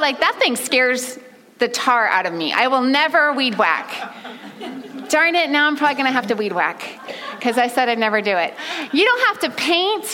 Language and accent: English; California, United States; now in Oregon, United States; I'm from California, the sunshine state